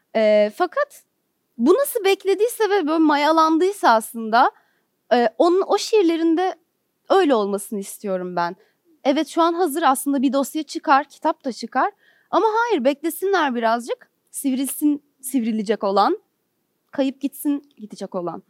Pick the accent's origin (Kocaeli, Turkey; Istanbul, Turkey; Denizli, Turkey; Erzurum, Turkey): Istanbul, Turkey; moved away as an adult; now in Ankara, Turkey; Benim hayatım İstanbul'da geçti. İstanbul'da doğdum, burada büyüdüm.